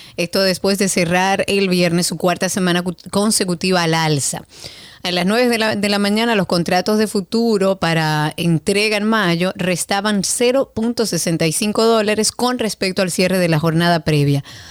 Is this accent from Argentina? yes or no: no; Dominican Republic; nosotros como dominicanos